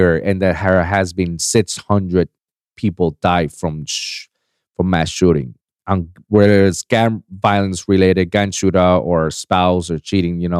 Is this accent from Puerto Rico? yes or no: yes; Puerto Rico; moved away; I left Puerto Rico, my hometown